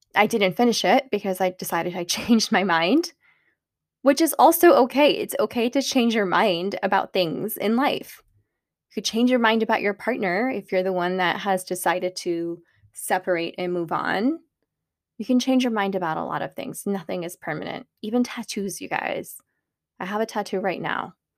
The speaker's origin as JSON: {"language": "English", "country": "Pakistan", "said": "I'm Pakistani"}